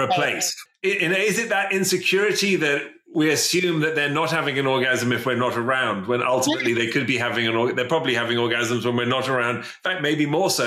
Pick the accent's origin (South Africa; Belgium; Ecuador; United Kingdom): United Kingdom; England; especially being English